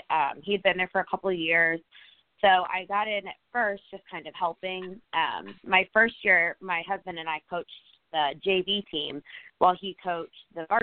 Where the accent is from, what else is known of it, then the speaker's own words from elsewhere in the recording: Normal, Illinois, United States; moved away as an adult; also born or lived in Northern California; now in Louisville, United States; I am actually from Normal, Illinois, which is a real place.